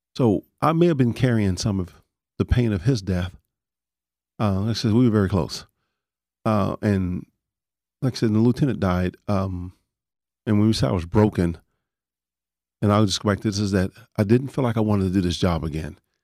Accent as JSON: {"language": "English", "town": "Dallas", "region": "Texas", "country": "United States", "tie": "born or raised there", "also_born_or_lived": "Panhandle, outside Amarillo, Texas", "said": "I grew up in Oak Cliff"}